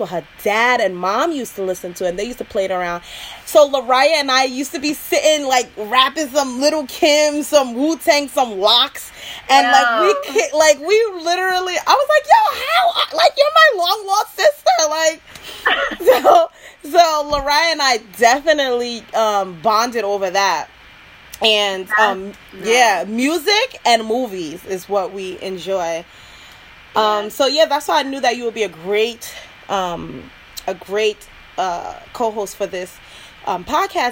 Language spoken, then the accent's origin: English; East Coast, United States; accent: New York; me being born and raised on the East Coast